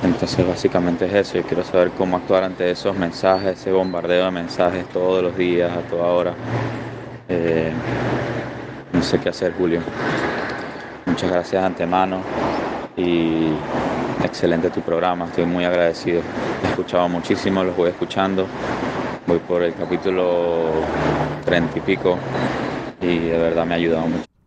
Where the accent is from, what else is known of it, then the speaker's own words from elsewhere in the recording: Venezuela; moved away as an adult; now in Panama; soy venezolano, vivo en Panamá